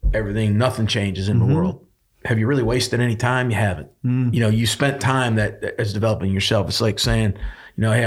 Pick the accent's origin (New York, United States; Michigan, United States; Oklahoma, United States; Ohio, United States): Michigan, United States; moved away; I grew up in Michigan, it's too cold up there.